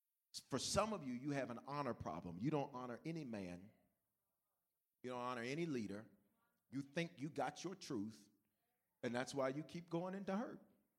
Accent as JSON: {"language": "English", "town": "Denver", "region": "Colorado", "country": "United States", "said": "I'm new. It's my first time. I'm from Denver. We don't touch people."}